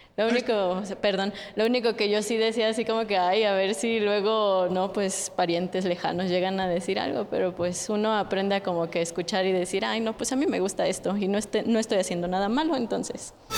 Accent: Sonora, Mexico; now in Mexico City, Mexico; yo no soy de aquí de la ciudad, yo soy de Sonora, allá son un poquito más cerrados de mente

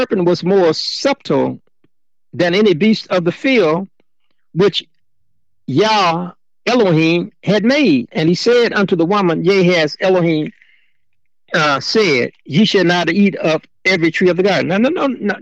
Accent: Chicago, Illinois, United States; when I was growing up in Chicago, I came out of Cabrini Green

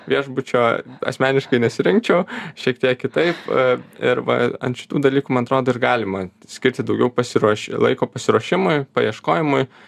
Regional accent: Radviliškis, Šiauliai County, Lithuania; moved away; visada man širdžiai maloniausia tas gimtasis kraštas ir visada norisi ten grįžti, e, tai pats esu iš Edviliškio, tai ten visada labai norisi grįžti.

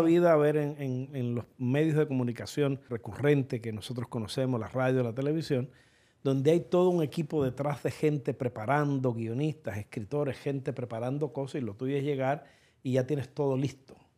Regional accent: Cuba; now in United States; los cubanos

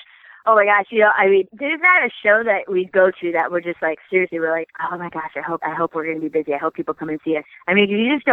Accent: Iowa, United States; we're just rednecks from Iowa that are lucky that people like our show

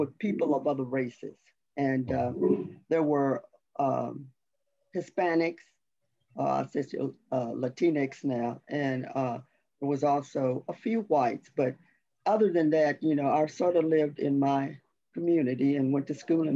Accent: Dallas, Texas, United States; I am from Dallas. I'm from a all African-American community in Dallas

